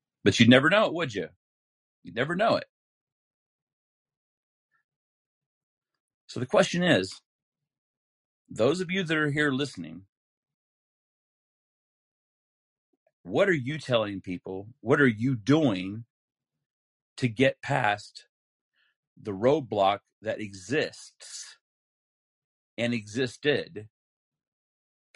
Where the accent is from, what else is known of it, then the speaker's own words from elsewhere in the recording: Utah, United States; I'm from Utah